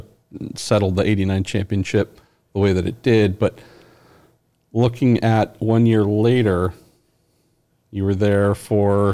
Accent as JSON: {"language": "English", "country": "United States", "said": "as an American"}